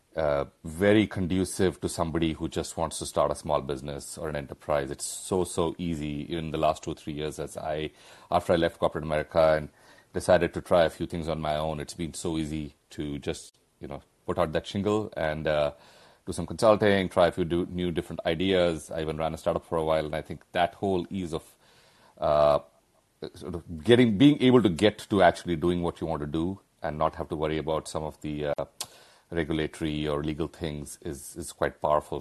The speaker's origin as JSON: {"language": "English", "country": "India", "tie": "born or raised there", "moved": "yes", "said": "we all grew up in India"}